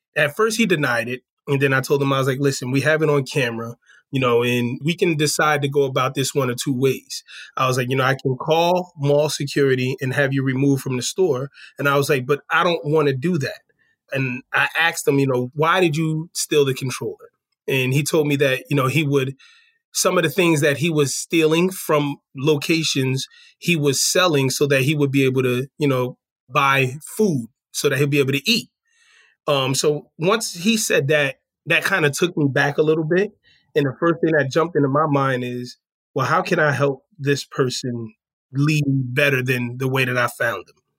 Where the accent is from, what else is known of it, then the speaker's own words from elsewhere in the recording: New Jersey, United States; moved away as an adult; also born or lived in Washington, D.C. area; I'm originally from New Jersey